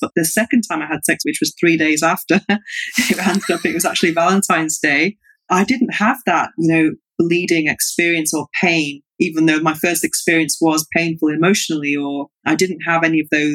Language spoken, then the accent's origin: English; England, United Kingdom; now in Barcelona, Spain; I'm from an Irish Catholic family, but I was growing up in England.